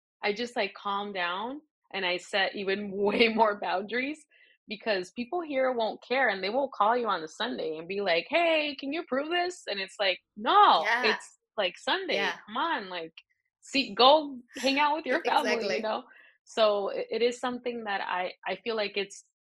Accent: Tecate, Baja California, Mexico; moved away; also born or lived in Paris / Los Angeles; I was born and raised in Tecate, Baja California, which is like a little town, a border town with San Diego.

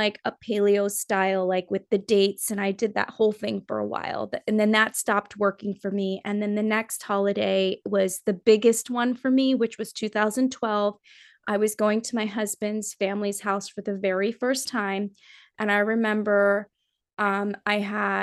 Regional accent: Nepal; I'm from Nepal

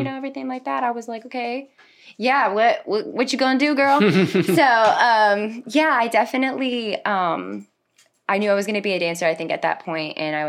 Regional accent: Bonifay, Florida, United States; moved away as an adult; also born or lived in Tampa, Florida / Venezuela; now in Orlando, United States; I am from Bonifay, Florida.

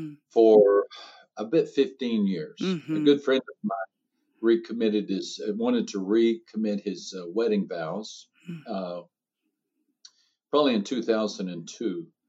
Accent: Texas, United States; also born or lived in San Antonio, Texas / South America; I'm from Texas, although I've lived most of my life in San Antonio, Texas.

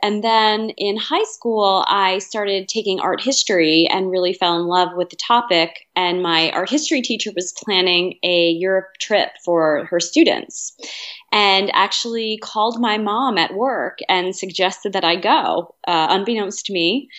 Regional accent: Reading, Pennsylvania, United States; I grew up in Reading, Pennsylvania, which is in southeastern Pennsylvania, kind of near Philadelphia.

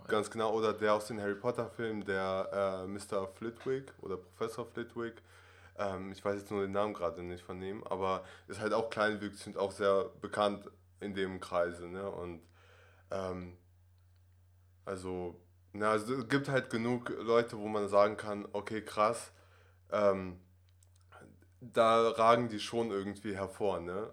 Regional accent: Germany; German is a second language; also born or lived in Russia; ich bin ursprünglich aus Russland, bin in Russland aufgewachsen, sechs Jahre lang und dann hatten wir die Möglichkeit, mit der Familie nach Deutschland zu ziehen.

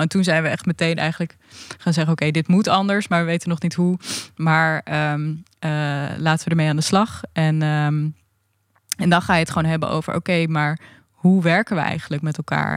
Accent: Leeuwarden, Friesland, Netherlands; ik kom nu vanuit Leeuwarden gereisd. En daar ben ik ook opgegroeid.

